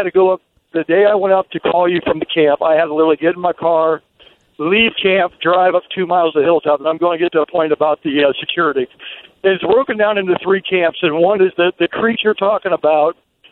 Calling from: Ohio, United States; I'm from Ohio.

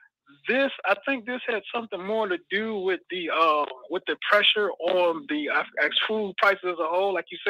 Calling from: Midwest, United States; from the Midwest.

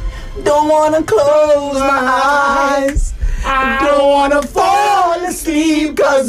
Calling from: Kubwa, Federal Capital Territory, Nigeria; Hi, good afternoon, guys. Cool FM. … from Kubwa.

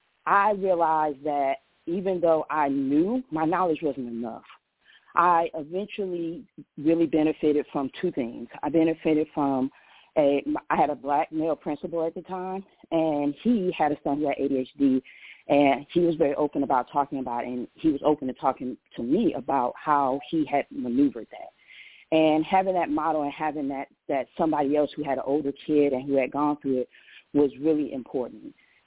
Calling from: Powder Springs, Georgia, United States; I'm calling from Powder Springs, Georgia.

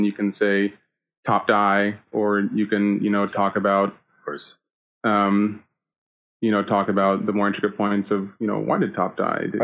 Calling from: Nebraska, United States; I am calling from the great state of Nebraska.

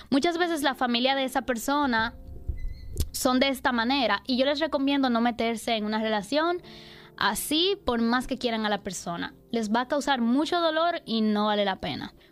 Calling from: Tampa, Florida, United States; te llamo de, la ciudad de Tampa.

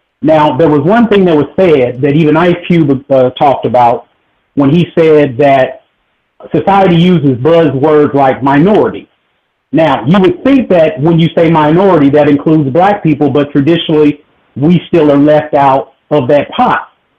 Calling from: Fort Worth, Texas, United States; Brother Ben … from Fort Worth, Texas.

